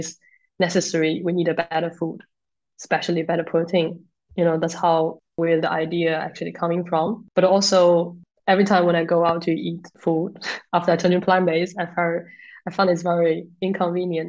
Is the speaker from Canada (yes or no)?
no; China; moved away as an adult; also born or lived in Germany; now in United Kingdom; So, I come from China. And studied in Germany and come to the UK in 2018.